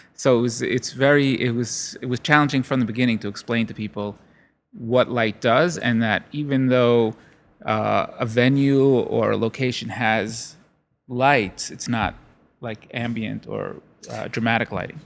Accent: Brooklyn, New York, United States; also born or lived in Long Island; I grew up in Brooklyn

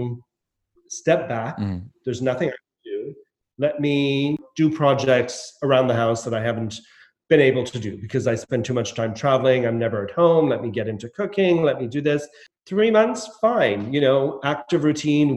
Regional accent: Nova Scotia, Canada; moved away as an adult; also born or lived in Montreal; now in London, United Kingdom; This is my hometown

